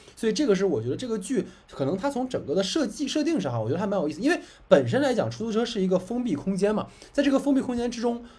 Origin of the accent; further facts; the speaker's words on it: Dalian, Liaoning, China; 我的老家是大连的嘛